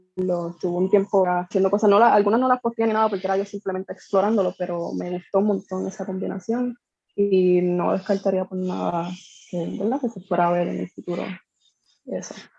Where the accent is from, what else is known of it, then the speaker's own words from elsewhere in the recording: Corozal, Puerto Rico; also born or lived in San Juan; now in Bayamón, Puerto Rico; estoy viviendo acá, llevo años viviendo acá, pero soy de Corozal originalmente